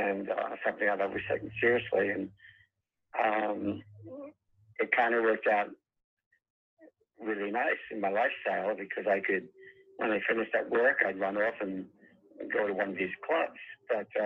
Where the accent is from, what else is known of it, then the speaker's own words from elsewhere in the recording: Long Island, New York, United States; moved away as an adult; now in California, United States; I'm originally from New York, or Long Island